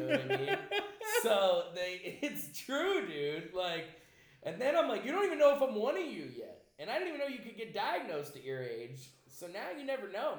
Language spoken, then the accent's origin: English; East Haven, Connecticut, United States; I grew up in East Haven, Connecticut